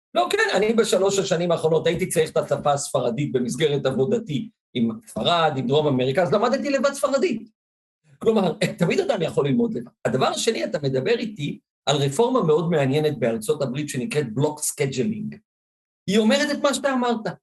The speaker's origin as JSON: {"language": "Hebrew", "town": "Ashdod", "region": "Southern District", "country": "Israel", "tie": "born or raised there", "moved": "yes", "lives_now": "Givatayim, Israel", "said": "גדלתי באשדוד"}